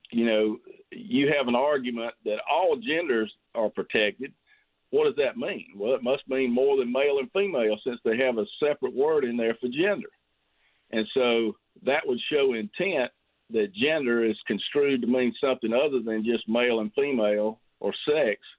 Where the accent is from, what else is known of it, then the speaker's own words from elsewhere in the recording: Greenwood, South Carolina, United States; I'm I'm mainly from Greenwood. I do have some of Laurens.